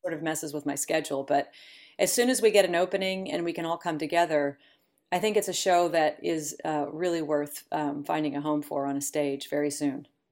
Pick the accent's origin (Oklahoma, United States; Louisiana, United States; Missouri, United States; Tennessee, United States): Oklahoma, United States; Elk City; moved away as an adult; also born or lived in Tulsa, Oklahoma; now in New York, United States; I grew up in, in, on the other side of the state in Elk City, Oklahoma, and then sort of all over the state